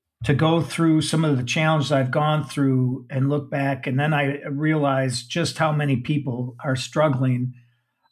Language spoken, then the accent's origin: English; Saginaw, Michigan, United States; I'm a Midwestern guy. I grew up in Saginaw, Michigan